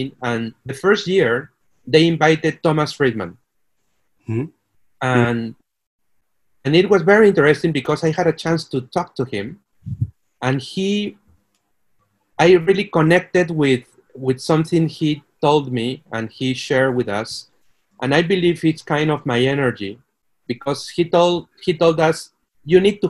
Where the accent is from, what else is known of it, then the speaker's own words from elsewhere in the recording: Peru; moved away as an adult; also born or lived in Mexico / United States / Brazil / Mexico City; now in Monterrey, Mexico; I am Peruvian